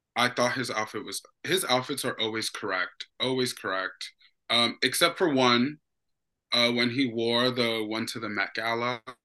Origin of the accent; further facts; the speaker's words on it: New York City, New York, United States; I'm from Brooklyn, New York, Bushwick to be, um, exact